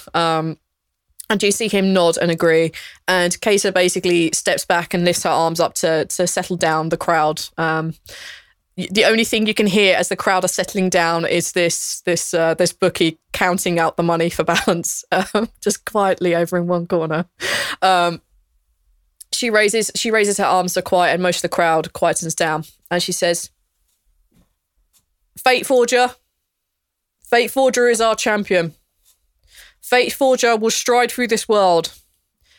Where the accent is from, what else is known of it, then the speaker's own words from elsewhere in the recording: England, United Kingdom; I'm English